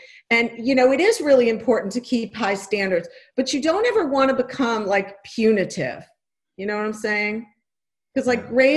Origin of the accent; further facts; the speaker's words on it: New York, United States; I grew up in New York in a Jewish household